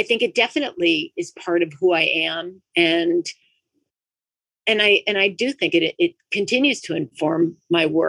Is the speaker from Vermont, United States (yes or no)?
yes; Vermont, United States; moved away; also born or lived in La Jolla, California; I grew up in Vermont, and then I moved to La Jolla, California.